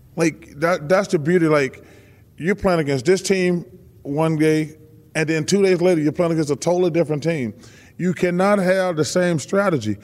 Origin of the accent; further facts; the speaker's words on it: the South, United States; We're from the South